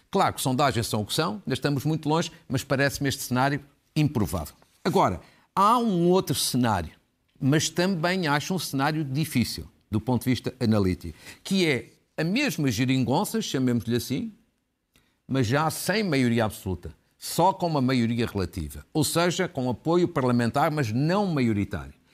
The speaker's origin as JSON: {"language": "Portuguese", "town": "Guimarães", "region": "Braga", "country": "Portugal", "tie": "born or raised there", "said": "Da Irmandade de São Torcato em Guimarães, que é a terra, por acaso, onde eu nasci"}